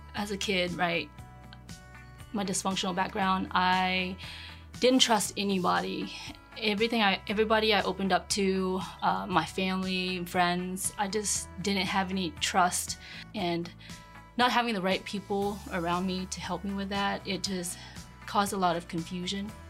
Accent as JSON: {"language": "English", "town": "Panama City", "region": "Florida", "country": "United States", "tie": "born or raised there", "said": "I was born and raised in Panama City. First generation here. Parents came from Vietnam."}